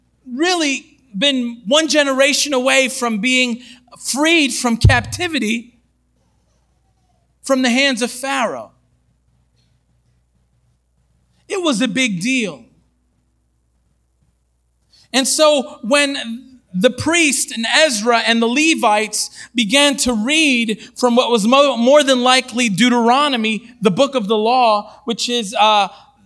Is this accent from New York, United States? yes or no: yes; Long Island, New York, United States; I grew up on Long Island.